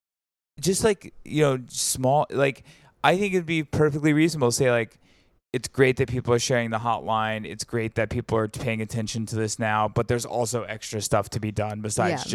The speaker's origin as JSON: {"language": "English", "region": "Alabama", "country": "United States", "tie": "born or raised there", "also_born_or_lived": "Greenwood, Mississippi (family)", "said": "I grew up in Alabama, but my whole family is from Greenwood, Mississippi, both sides"}